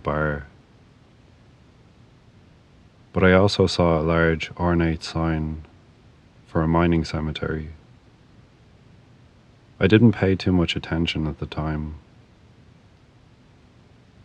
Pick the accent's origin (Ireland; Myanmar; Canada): Ireland; moved away as an adult; also born or lived in Arizona / Chicago area; now in Chicago, United States; I'm from Ireland, and I moved over to the US about 10 years ago.